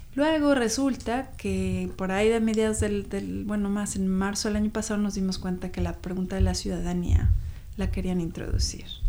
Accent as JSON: {"language": "Spanish", "region": "Mexico City", "country": "Mexico", "moved": "as an adult", "lives_now": "Seattle, United States", "said": "Yo soy chilanga, yo nací en la Ciudad de México y vine aquí a Seattle hace 20 años justo"}